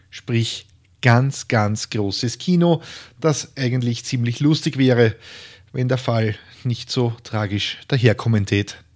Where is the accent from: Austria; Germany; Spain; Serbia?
Austria; Lower Austria; Heute geht's ins schöne Niederösterreich und zwar in den südlichen Teil davon. Dabei handelt es sich um mein Heimatbundesland